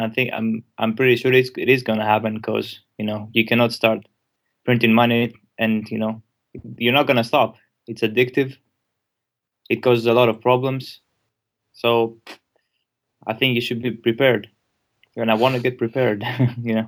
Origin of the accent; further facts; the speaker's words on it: Greece; I'm from Greece